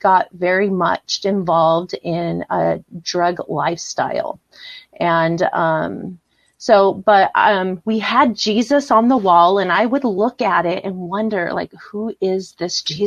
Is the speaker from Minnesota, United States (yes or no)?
no; San Diego, California, United States; grew up and born and raised in San Diego, California